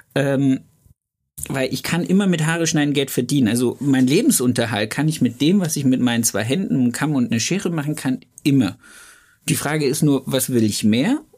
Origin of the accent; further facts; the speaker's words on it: Thuringia, Germany; now in Ludwigsburg, Germany; ich komme ja aus dem Osten Deutschlands, aus Thüringen